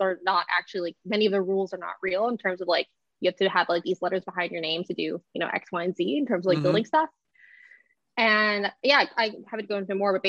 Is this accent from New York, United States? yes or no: no; Austin, Texas, United States; moved away; I grew up in Austin.